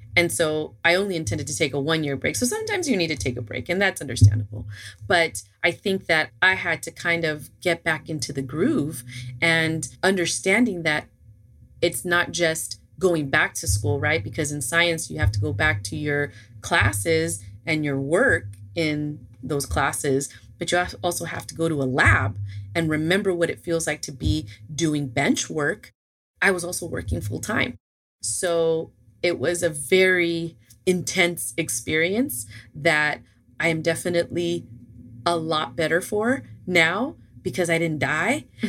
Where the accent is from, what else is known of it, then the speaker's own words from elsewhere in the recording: Los Angeles, California, United States; moved away as an adult; now in Georgia, United States; I was originally born and raised in California, LA.